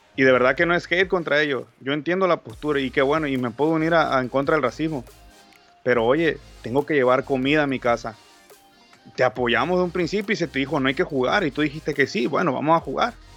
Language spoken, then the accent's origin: Spanish; Mexico; Yo soy mexicano